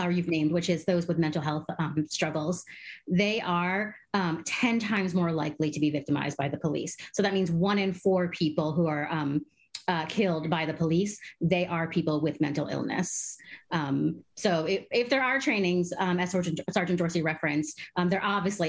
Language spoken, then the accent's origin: English; Caracas, Capital District, Venezuela; moved away; I'm also a Venezuelan. I was born in Caracas, Venezuela, and my country